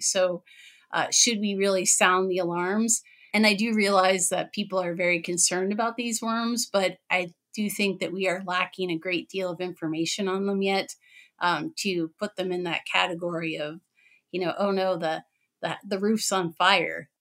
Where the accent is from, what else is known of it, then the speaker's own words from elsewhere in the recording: Pennsylvania, United States; now in Wisconsin, United States; I'm in Wisconsin. I'm originally from Pennsylvania.